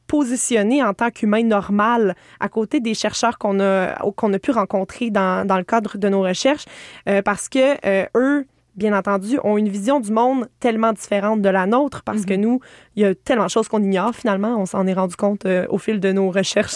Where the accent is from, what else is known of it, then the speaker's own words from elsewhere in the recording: Estrie, Quebec, Canada; Moi, je viens de l'Estrie